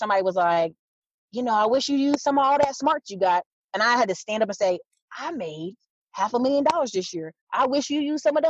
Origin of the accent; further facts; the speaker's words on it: Fayetteville, North Carolina, United States; also born or lived in Alaska; I tell people I'm from Fayetteville, even though I'm a military kid, I live in Alaska, live other places. I say Fayetteville, North Carolina